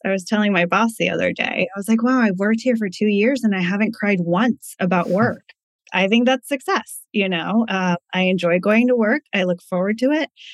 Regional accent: East Coast, United States; moved away as an adult; also born or lived in California; now in Connecticut, United States; We're originally from the East Coast, so we were moving back home

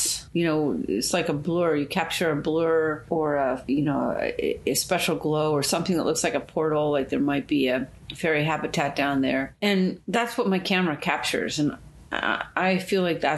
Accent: Erie, Pennsylvania, United States; moved away; I grew up in Erie, Pennsylvania

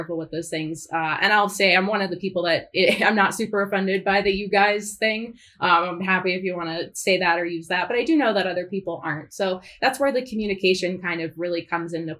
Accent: Northeast United States, United States; I'm from the Northeast. I'm not Southern

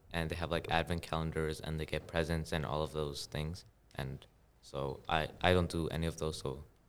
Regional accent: Afghanistan; moved away; Okay, so I'm in 8th grade, and I'm from Afghanistan.

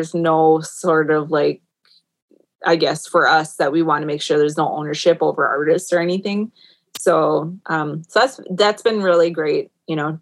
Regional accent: Minnesota, United States; born and raised in Minnesota

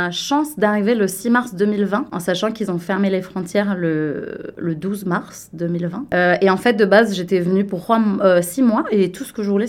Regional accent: near Liège, Wallonia, Belgium; moved away as an adult; now in Toronto, Canada; J'ai 32 ans. Euh, je viens de Belgique, d'un petit village près de Liège.

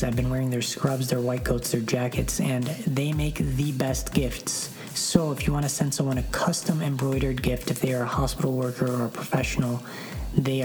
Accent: Detroit, Michigan, United States; Detroit, Michigan, which is my hometown

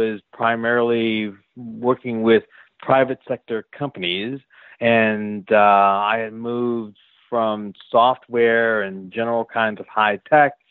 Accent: Philadelphia, Pennsylvania, United States; I'm from Philly

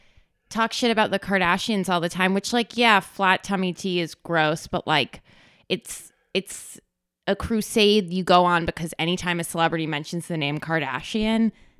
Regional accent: New York City, New York, United States; I grew up in Manhattan

